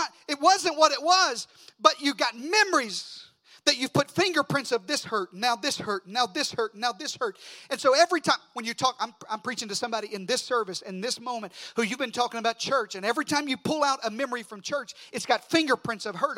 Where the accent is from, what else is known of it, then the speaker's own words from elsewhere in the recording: Deep South, United States; moved away; also born or lived in South Mississippi; I'm from the Deep South